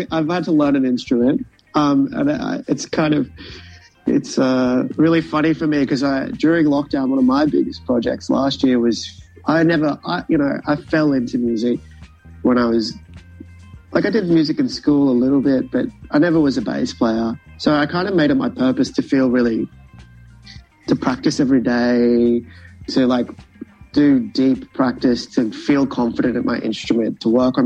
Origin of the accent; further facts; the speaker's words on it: Brisbane, Queensland, Australia; now in Melbourne, Australia; We're from Brisbane, so originally